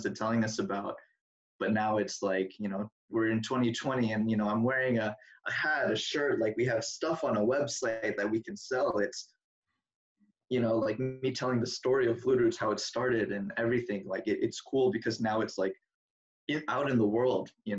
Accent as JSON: {"language": "English", "town": "Seattle", "region": "Washington", "country": "United States", "tie": "born or raised there", "also_born_or_lived": "Oregon", "said": "I'm from Washington"}